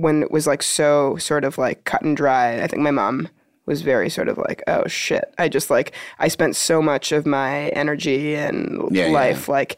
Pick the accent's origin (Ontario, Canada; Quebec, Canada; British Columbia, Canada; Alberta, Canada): Ontario, Canada; Toronto; Born and raised. And that doesn't answer your question at all. My family lives in Toronto.